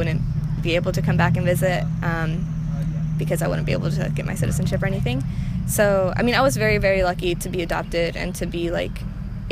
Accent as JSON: {"language": "English", "country": "United States", "tie": "born or raised there", "also_born_or_lived": "Ometepec, Mexico", "said": "my experience growing up in America"}